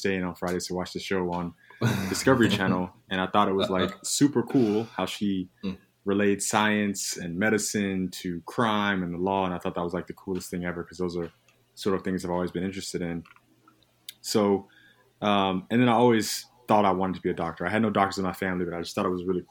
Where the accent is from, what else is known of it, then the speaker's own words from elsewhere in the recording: Nashville, Tennessee, United States; moved away as an adult; now in Philadelphia, United States; I'm originally from Nashville, Tennessee